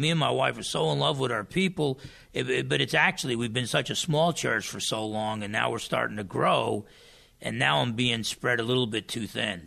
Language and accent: English; New Jersey, United States; now in Bremerton, United States; I come from New Jersey and being half Portuguese and half Italian